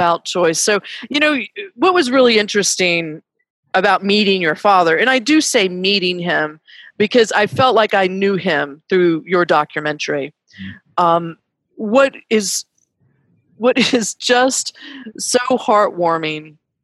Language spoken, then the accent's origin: English; North Carolina, United States; moved away; North Carolina, no matter where I'm at, is always going to be my home state